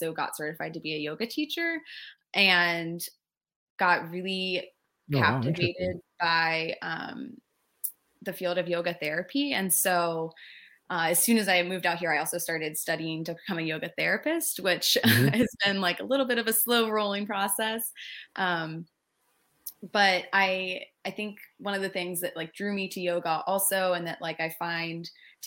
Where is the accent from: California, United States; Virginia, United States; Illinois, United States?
Virginia, United States; Virginia Beach; moved away as an adult; also born or lived in Fredericksburg, Virginia; now in Escondido, United States; I grew up in Virginia Beach